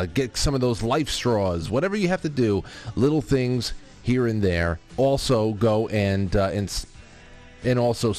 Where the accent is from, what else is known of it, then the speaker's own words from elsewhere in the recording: New York, United States; my home state of New York